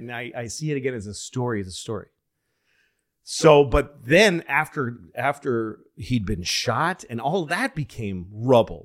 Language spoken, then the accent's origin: English; Boston, Massachusetts, United States; moved away; also born or lived in New York; I'm a Boston guy